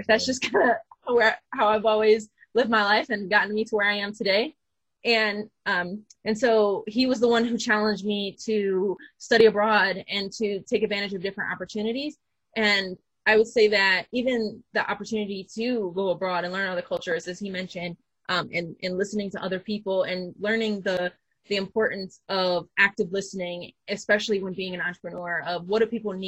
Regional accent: Flint, Michigan, United States; I went to the University of Michigan Flint first, because I'm from Flint

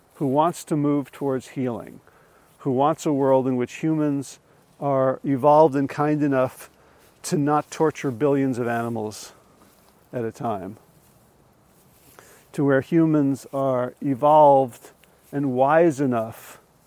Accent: New Jersey, United States; where I grew up in North Jersey

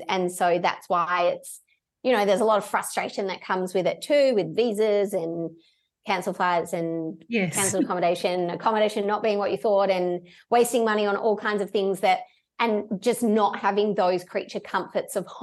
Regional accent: Perth, Western Australia, Australia; moved away as an adult; I'm born and bred in Perth.

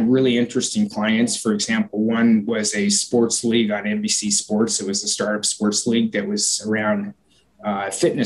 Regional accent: Portland, Oregon, United States; my hometown of Portland

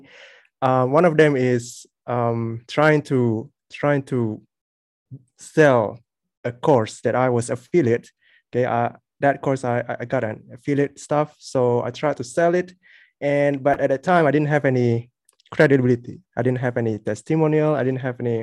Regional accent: Malaysia; I'm from Malaysia

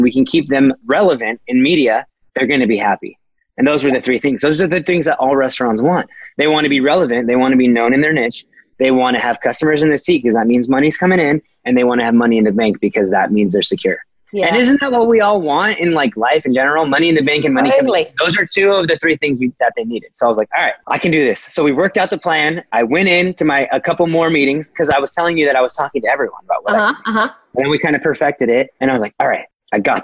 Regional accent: Fullerton, California, United States; Fullerton, my hometown, born right there

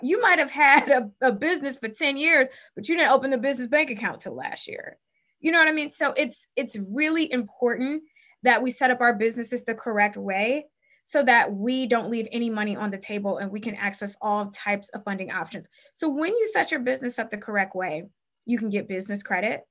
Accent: Cleveland, Ohio, United States; I was born and raised in Cleveland, Ohio.

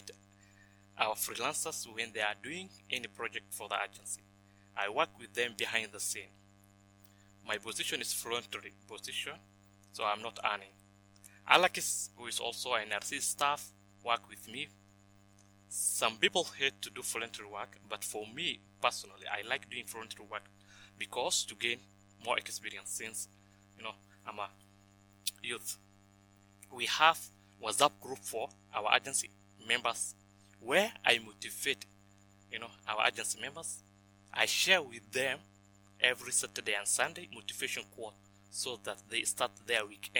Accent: Dadaab, Garissa County, Kenya; also born or lived in Somalia; If you didn't know the Dab is located in the northern part of Kenya

